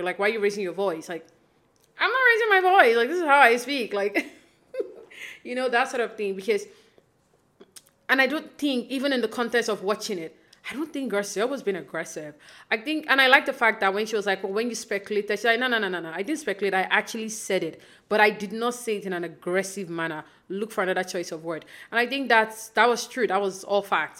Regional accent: Nigeria; now in Toronto, Canada; I live in Canada now, but I grew up in Nigeria.

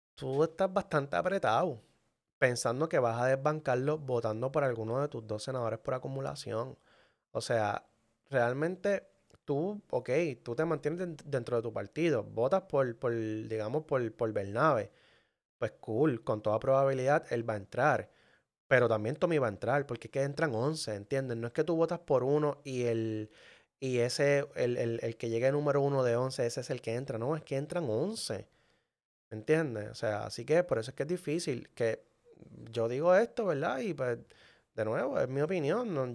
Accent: Manatí, Puerto Rico; Manatí, que es mi pueblo, es un pueblo pequeño

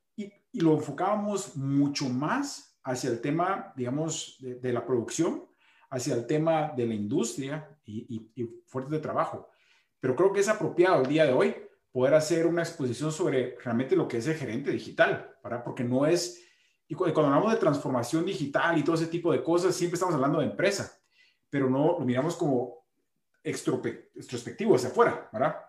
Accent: Guatemala; como guatemalteco

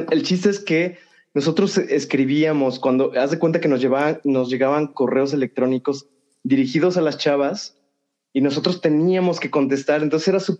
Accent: Cuba; sí, soy de Cuba.

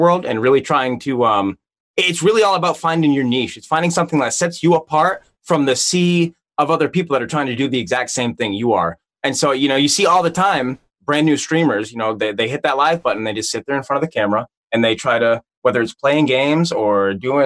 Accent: New England, United States; I grew up in New England. I'm from the Northeast, East Coast, USA

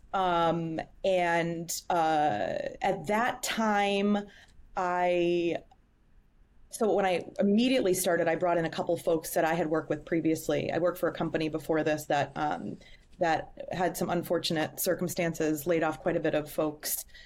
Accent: Boston, Massachusetts, United States; moved away as an adult; also born or lived in Chicago; I am, uh, born and raised in Boston. Um, lived in Chicago for six years and relocated, um, back home to Boston

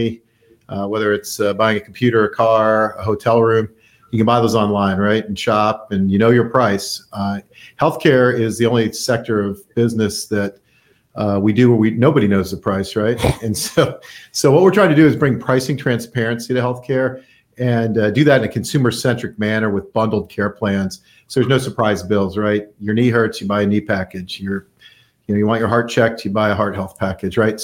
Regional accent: Naples, Florida, United States; I grew up in Naples. I mean, this is my hometown.

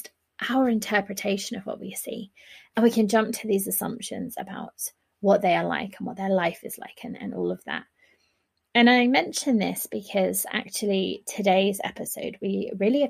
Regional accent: United Kingdom; I'm a Brit

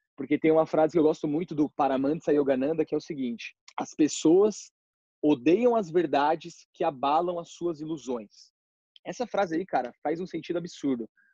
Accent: São Paulo, Brazil; also born or lived in Ferraz de Vasconcelos; eu sou de São Paulo

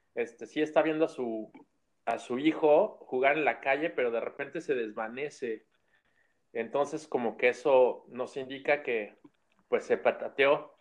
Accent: Mexico; moved away

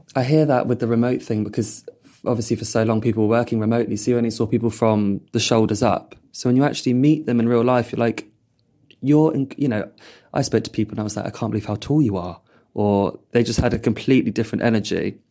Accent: Purley, London, United Kingdom; I grew up in Purley

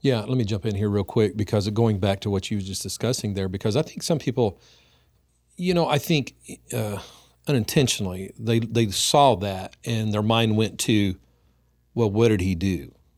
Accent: Oklahoma, United States; here in my hometown

